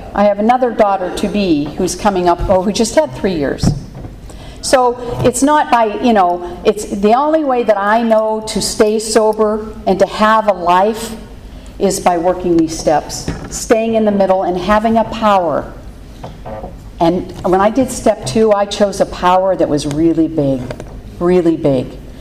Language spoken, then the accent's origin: English; Pittsburgh, Pennsylvania, United States; I grew up in Pittsburgh, Pennsylvania